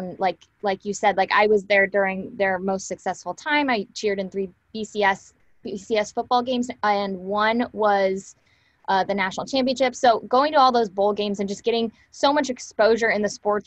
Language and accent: English; Orange County, California, United States; also born or lived in Oregon; I grew up in Orange County